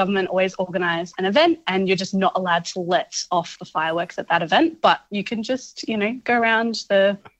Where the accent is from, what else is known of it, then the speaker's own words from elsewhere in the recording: Melbourne, Victoria, Australia; now in Northern Territory, Australia; I'm originally from Melbourne